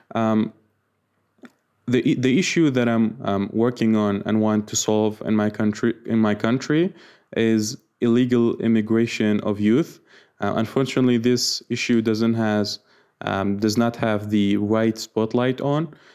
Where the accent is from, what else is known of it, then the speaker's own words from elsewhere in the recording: Iraq; I'm from Iraq